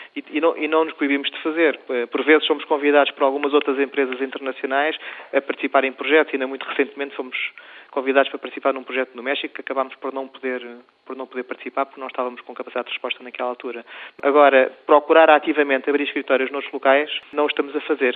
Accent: Portugal; also born or lived in Spain; eu sempre cresci eh, com a dicotomia de Portugal e Espanha, porque eu sou português e espanhol e, e cresci nisso

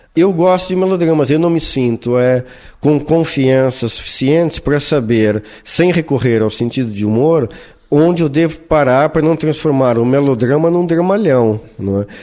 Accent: Brazil; moved away as an adult; now in Portugal; Nunca me passou pela cabeça viver longe do meu país natal

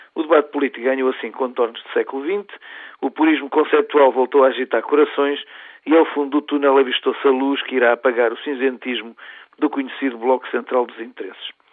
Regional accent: Portugal; como portugueses

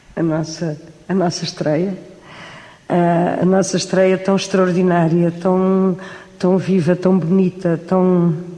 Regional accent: Cascais, Lisbon, Portugal; moved away as an adult; now in Lisbon, Portugal; Aqui não nasci, mas eh, Aqui aprendi tudo, aqui brinquei, aqui me lembro de me lembrar de mim, porque vim para aqui com dois anos.

